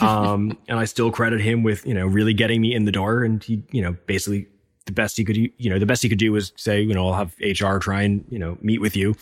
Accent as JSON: {"language": "English", "town": "New York City", "region": "New York", "country": "United States", "tie": "born or raised there", "said": "I'm born and raised in New York"}